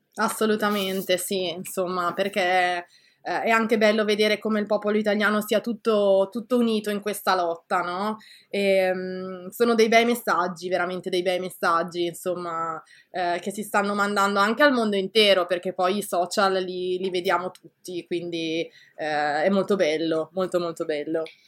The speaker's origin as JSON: {"language": "Italian", "country": "Italy", "moved": "yes", "lives_now": "Canada", "said": "sono molto orgogliosa, ecco, eh, di essere italiana."}